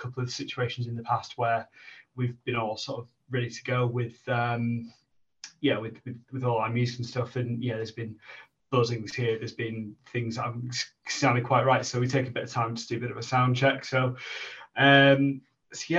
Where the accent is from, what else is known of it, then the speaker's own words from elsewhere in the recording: Kendal, North West England, United Kingdom; now in Sheffield, United Kingdom; originally I'm from Kendal up in the Lake District, been in Sheffield about 10 years now